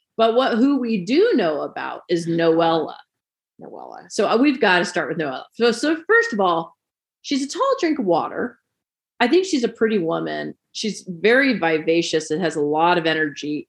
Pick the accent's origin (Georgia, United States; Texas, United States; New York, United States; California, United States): California, United States; moved away; I'm from California originally